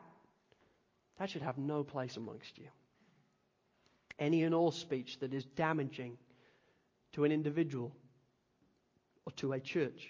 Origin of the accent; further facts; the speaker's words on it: Spalding, East Midlands, United Kingdom; now in Australia; growing up in Spalding and Lincolnshire, I grew up in the country